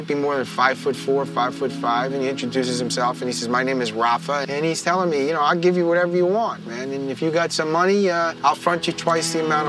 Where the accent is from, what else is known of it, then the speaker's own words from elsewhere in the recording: New York, United States; here I was a kid from New York